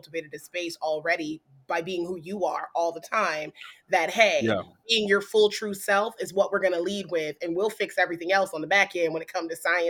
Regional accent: Japan; Oh, listen, I grew up in Japan, so I already know how the blazes get down.

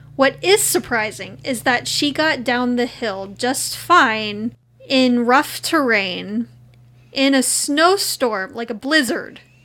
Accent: Texas, United States; we're from Texas.

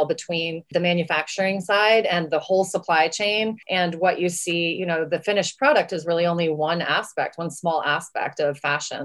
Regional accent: West Texas, United States; I'm from West Texas

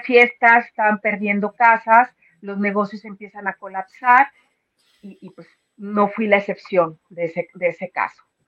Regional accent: León, Guanajuato, Mexico; moved away as an adult; now in United States; soy de León, Guanajuato, ahí se hace zapato

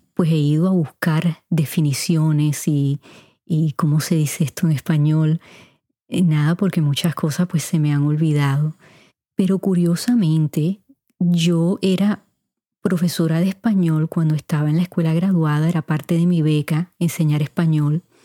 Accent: Puerto Rico; moved away as an adult; also born or lived in Cuba (parents); now in United States; mis padres son cubanos y pasé 18 años en Puerto Rico. Claro, ya llevo más años en los Estados Unidos

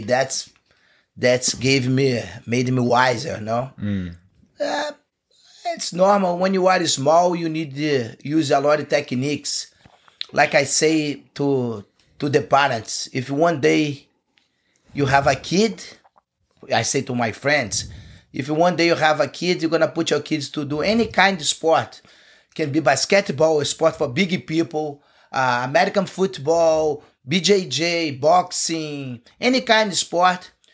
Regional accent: Teresópolis, Rio de Janeiro, Brazil; English is a second language; moved away as an adult; I grew up there. I went there. I went to be my my hometown where, where I left with 14 years old. Mm. It's not in Rio. Live like two hours from Rio, a city in the mountains

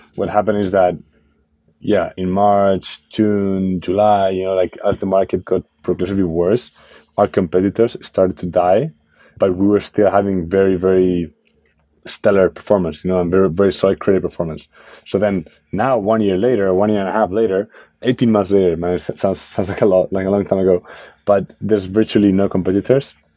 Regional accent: Spain; moved away as an adult; now in United States; I'm from Spain, right? So like I'm, I'm an immigrant founder in, in the US

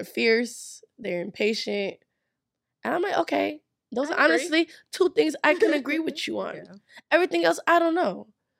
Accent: Nigeria; Oh, well, we're a Nigerian. Nigerians say, you people, do not be offended.

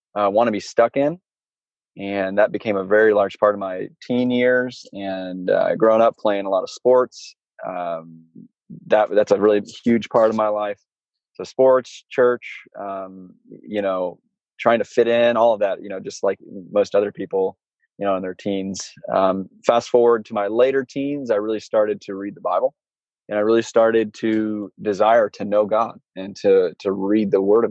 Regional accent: Southern Illinois, United States; I grew up in Southern Illinois, and I've got four brothers.

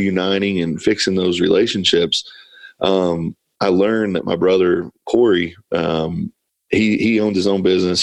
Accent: Kentucky, United States; moved away as an adult; also born or lived in Ohio / California / Paint Lick, Kentucky; I'm from Kentucky. I've lived in Ohio.

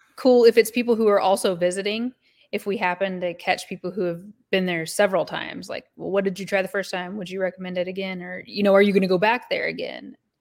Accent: Oswego, Kansas, United States; I grew up in Oswego, Kansas

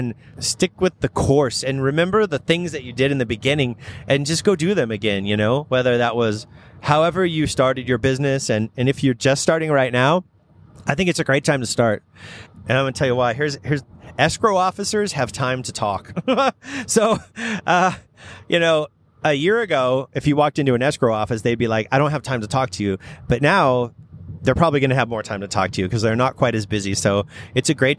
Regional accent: Redlands, California, United States; I grew up in Redlands

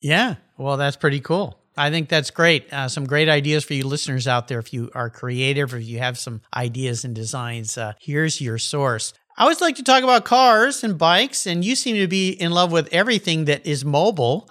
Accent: Southern California, United States; growing up in Southern California as I did

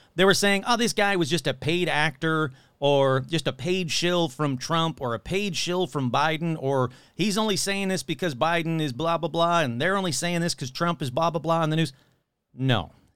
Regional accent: Michigan, United States; now in Colorado, United States; my home state of Michigan

